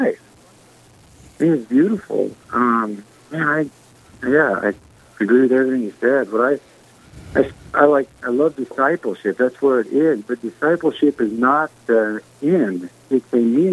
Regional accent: Worland, Wyoming, United States; moved away as an adult; also born or lived in Montana; I grew up in Worland, Wyoming, graduated high school in 98, moved to Montana

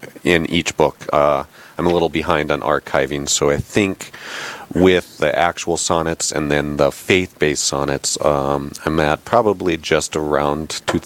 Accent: Bismarck, North Dakota, United States; also born or lived in Fargo; Born and raised here in Bismarck. Went to school in Fargo.

